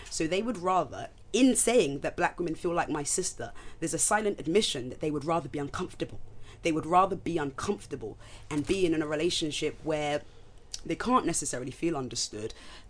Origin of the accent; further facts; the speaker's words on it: Nigeria; I'm Nigerian.